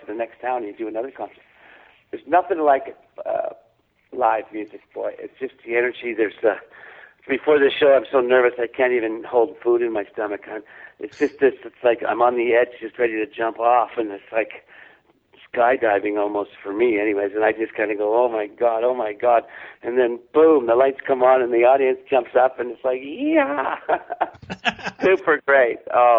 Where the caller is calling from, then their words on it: Vancouver, British Columbia, Canada; I'm in Vancouver today. Briefly, I came home for a couple of days from my last little road trip.